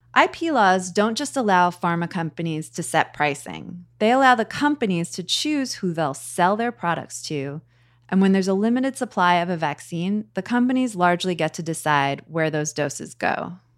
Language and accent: English; United States; as an American